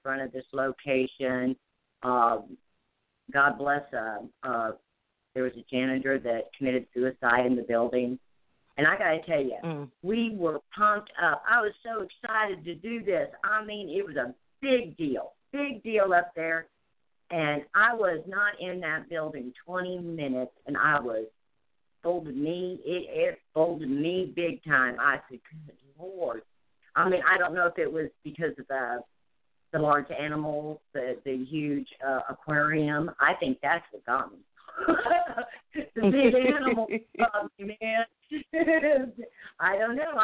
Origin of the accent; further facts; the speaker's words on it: Iowa, United States; moved away; also born or lived in Missouri; originally I'm from Iowa